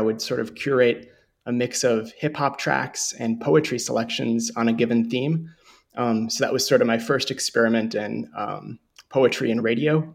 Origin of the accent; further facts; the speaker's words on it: Montevideo, Minnesota, United States; growing up in Montevideo, Minnesota.